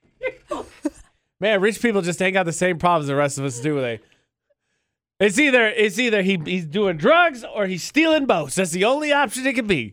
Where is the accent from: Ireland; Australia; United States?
United States; Indiana; now in Utah, United States; My home state of Indiana